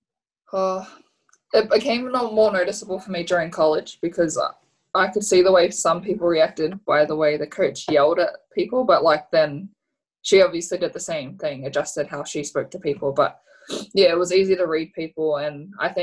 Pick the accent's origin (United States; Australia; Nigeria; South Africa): Australia; living and growing up in Australia